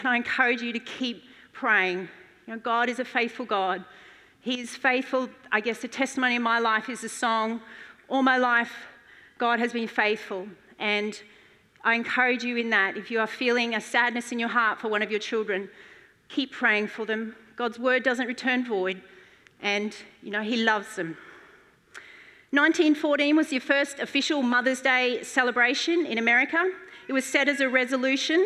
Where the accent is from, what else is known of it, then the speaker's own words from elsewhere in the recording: Mackay, Queensland, Australia; moved away as an adult; I grew up in Mackay on a cane farm, and I moved when I was 19 to study for a year.